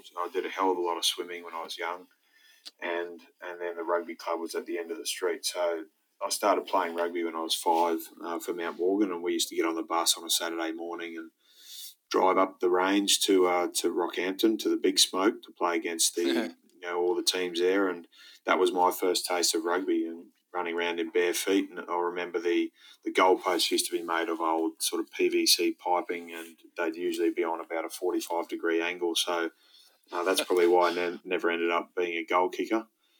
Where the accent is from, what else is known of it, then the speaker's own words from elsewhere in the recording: Saudi Arabia; born there; I was born actually in the Middle East in Saudi Arabia. Mum and Dad are both Irish